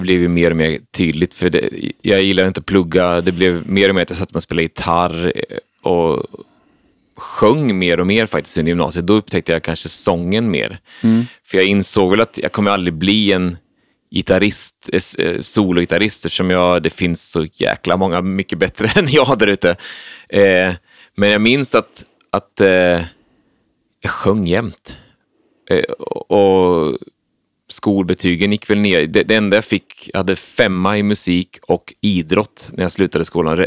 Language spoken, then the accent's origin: Swedish; Söderköping, Östergötland, Sweden; now in Stockholm, Sweden; Det är Söderköpings kommun. Så att jag det är upp, uppvuxen